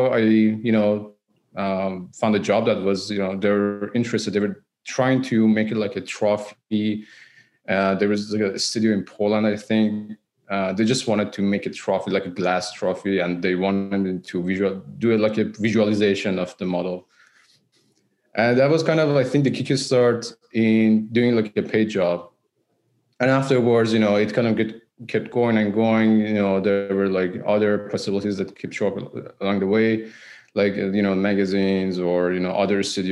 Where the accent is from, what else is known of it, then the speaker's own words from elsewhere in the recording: Iran; moved away as an adult; now in Vancouver, Canada; I'm originally from Iran.